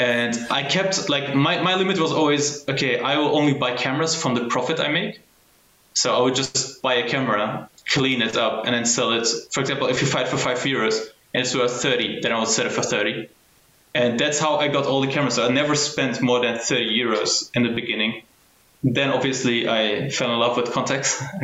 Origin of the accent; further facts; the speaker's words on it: Germany; I was born and raised in Germany